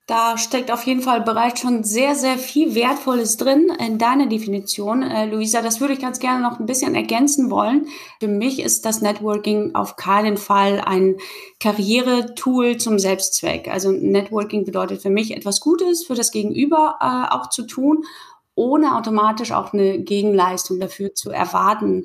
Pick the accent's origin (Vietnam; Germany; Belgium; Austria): Germany; the North, Northern Germany; komme ich aus dem Norden und kann mir manchmal das Moin Moin eben nicht verkneifen.